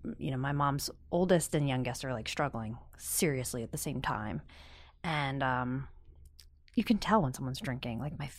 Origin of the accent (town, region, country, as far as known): Pennsylvania, United States